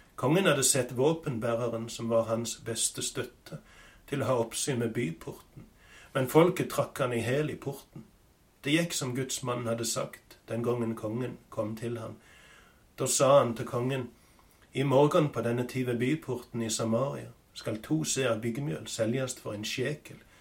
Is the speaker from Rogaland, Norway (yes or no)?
yes; Sokndal, Rogaland, Norway; hjemme på Vatland i Sokndal, på gården der jeg har vokst opp